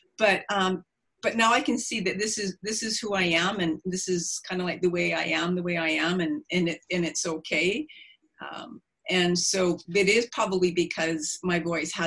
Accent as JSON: {"language": "English", "town": "Prince Rupert", "region": "British Columbia", "country": "Canada", "tie": "born or raised there", "said": "I grew up in Lahain, which is Prince Rupert"}